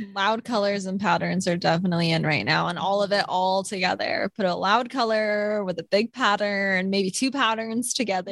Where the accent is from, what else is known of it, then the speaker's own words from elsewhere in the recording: Sacramento, California, United States; I grew up in Sacramento